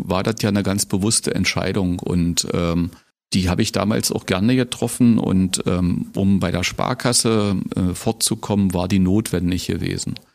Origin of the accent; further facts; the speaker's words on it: Köthen, Saxony-Anhalt, Germany; moved away as an adult; also born or lived in Bad Düben / Potsdam; now in Brandenburg an der Havel, Germany; das ist meine Geburtsstadt, da habe ich eine schöne Jugend und Schulzeit verbracht, aber meine Heimat ist Brandenburg an der Havel geworden. Aber ja, ich komme aus Köthen